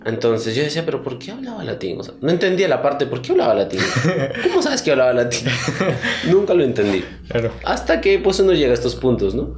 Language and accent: Spanish; Chachapoyas, Amazonas, Peru; la parte de donde yo soy, que es Chachapoyas, de Mebamba.